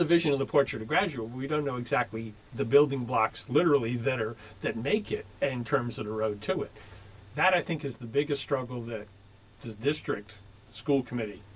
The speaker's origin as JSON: {"language": "English", "town": "Pawtucket", "region": "Rhode Island", "country": "United States", "tie": "born or raised there", "moved": "yes", "lives_now": "Franklin, United States", "said": "I grew up in Pawtucket, Rhode Island"}